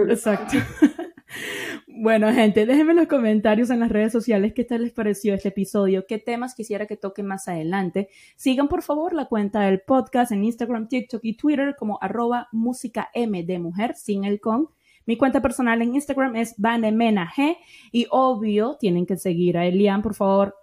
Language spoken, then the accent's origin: Spanish; Venezuela; como venezolana